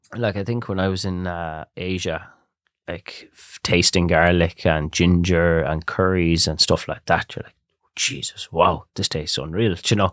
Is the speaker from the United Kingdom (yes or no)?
no; Barna, Connacht, Ireland; I grew up in Barna. My grandparents are there, so I'm actually fourth generation in Barna